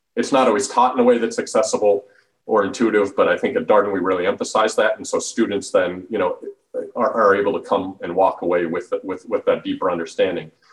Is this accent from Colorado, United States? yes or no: yes; Denver, Colorado, United States; moved away as an adult; also born or lived in Washington, D.C. / Charlottesville, Virginia; I grew up in Denver, Colorado